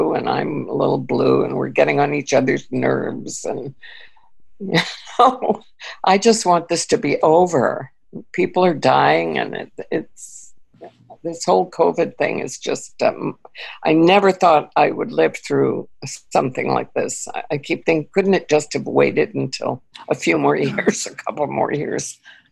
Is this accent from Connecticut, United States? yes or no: yes; Connecticut, United States; also born or lived in Austria; I grew up in New England, you know, in Connecticut